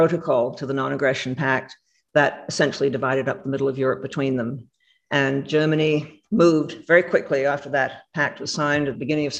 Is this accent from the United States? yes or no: no; Canada; I speak as a Canadian